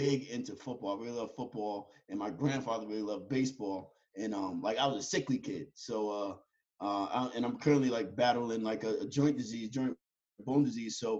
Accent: Yonkers, New York, United States; I was born and raised in Yonkers, New York, inner city kids. I grew up in the project.

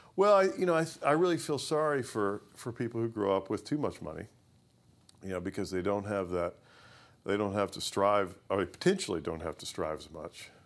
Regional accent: Owensboro, Kentucky, United States; I grew up in Owensboro, Kentucky

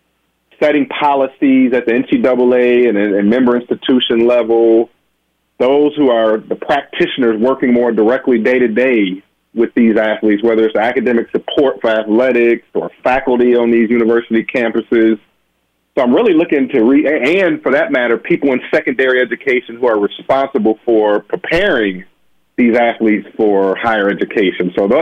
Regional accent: Benton Harbor, Michigan, United States; born or raised there

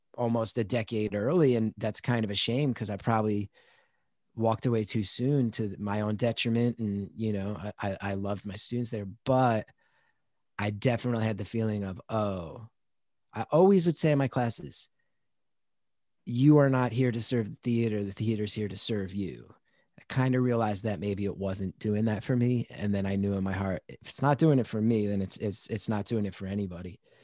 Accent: New Jersey, United States; I'm from New Jersey

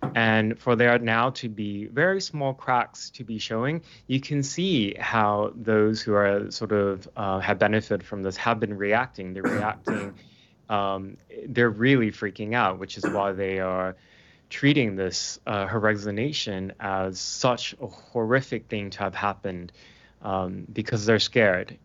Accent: Portland, Oregon, United States; moved away as an adult; now in United Kingdom; I'm based in the U K now, um, but I'm from Portland, Oregon

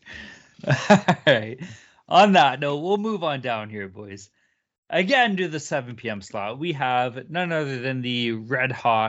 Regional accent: Oshawa, Ontario, Canada; I grew up around the Oshawa area.

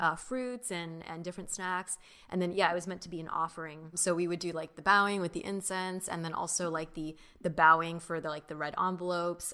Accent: Mission Viejo, California, United States; first language Mandarin; English is a second language; also born or lived in Long Beach; I was born in Long Beach, uh, and then we moved our family to Orange County, Mission Viejo, where I grew up for most of my life

